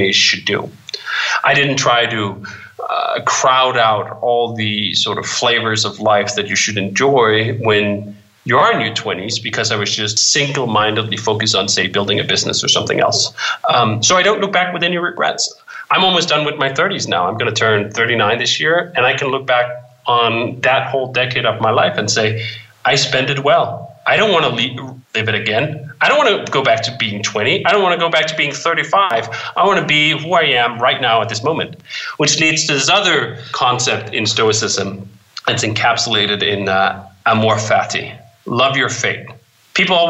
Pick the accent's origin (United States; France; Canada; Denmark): Denmark; growing up in Denmark